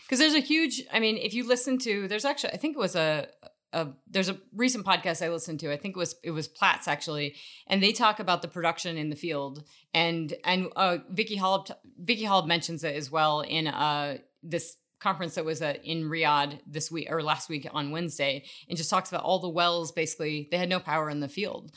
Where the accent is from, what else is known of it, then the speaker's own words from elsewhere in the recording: Wyoming, United States; also born or lived in Colorado; I grew up around in Wyoming and, uh, in Colorado